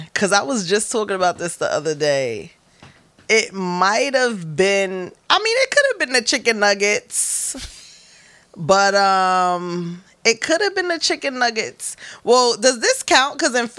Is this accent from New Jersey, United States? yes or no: no; Bronx, New York, United States; no, North okay. Bronx okay. with the West Indians.